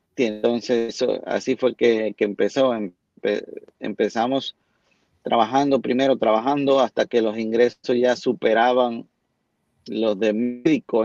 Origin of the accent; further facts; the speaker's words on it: Santiago de los Caballeros, Santiago, Dominican Republic; yo soy eh, originario de una ciudad que se llama Santiago de la República Dominicana